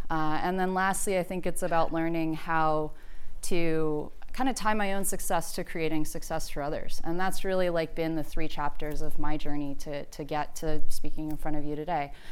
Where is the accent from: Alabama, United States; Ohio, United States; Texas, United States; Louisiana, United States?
Alabama, United States; Birmingham; I'm from Birmingham, Alabama, deep south. I was one of two non white people in my high school in a deeply segregated community.